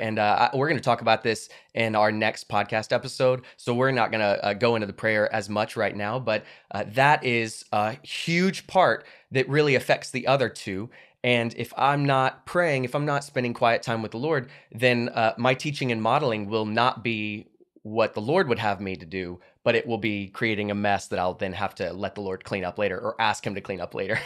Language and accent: English; United States; my right as an American